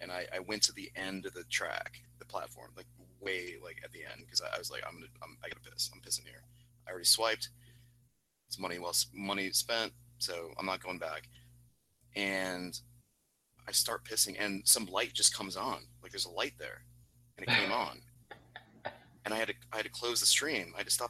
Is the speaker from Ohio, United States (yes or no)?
yes; Ohio, United States; Jay and I are from Ohio.